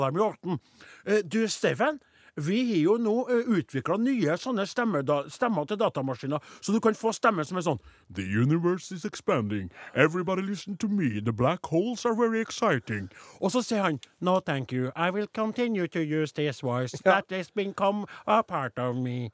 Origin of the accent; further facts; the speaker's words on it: Trøndelag, Norway; jeg er jo bare nordtrønder, eller trønder